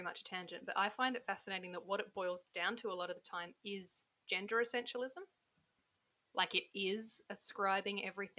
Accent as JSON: {"language": "English", "country": "Australia", "said": "I mean, I would say, hey, come visit Australia, but you're not allowed to."}